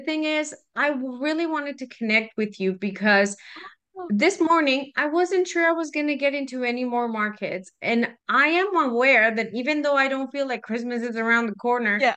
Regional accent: Guadalajara, Jalisco, Mexico; moved away as an adult; also born or lived in Fort McMurray, Canada; now in Canada; I am Mexican, believe it or not. I was born in Guadalajara

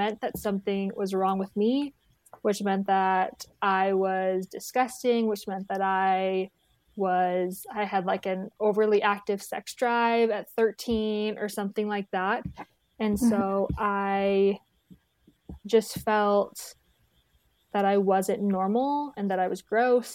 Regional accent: Tucson, Arizona, United States; moved away as an adult; now in Provo, United States; I'm from Tucson, Arizona, born and raised

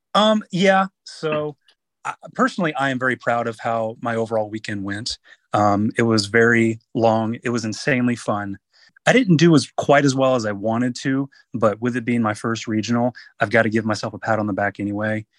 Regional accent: North Carolina, United States; it is in my home state. I live in North Carolina

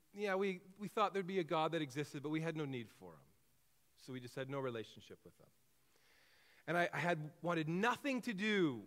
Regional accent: Kelowna, British Columbia, Canada; also born or lived in Trail, British Columbia; I was born in Kelowna, was primarily raised in the Okanagan

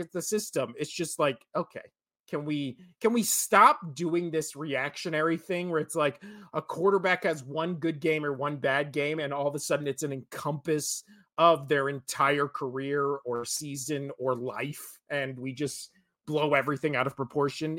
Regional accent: Las Vegas, Nevada, United States; me being born and raised in Vegas

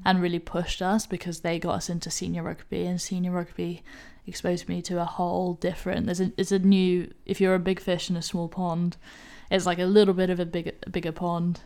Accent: Hong Kong; accent: English; moved away; also born or lived in United Kingdom; Hong Kong is where I grew up. Hong Kong is my home.

